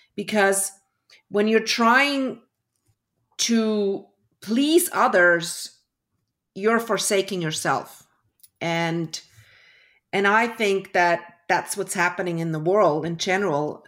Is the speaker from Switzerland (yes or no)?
yes; Switzerland; also born or lived in Toronto, Canada; I was born in Toronto. My parents were Swiss. Um, we moved back when I was one year old. I, I grew up in Switzerland.